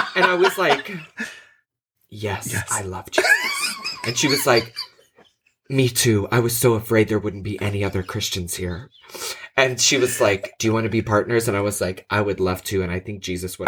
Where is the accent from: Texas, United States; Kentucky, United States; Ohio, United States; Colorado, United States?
Texas, United States; Houston; I'm from the Houston area